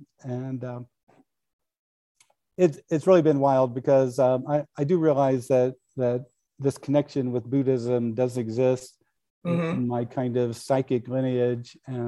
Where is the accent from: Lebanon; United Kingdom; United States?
United States; Midwest; I grew up in the Midwest. In our family, we never had alcohol in the house.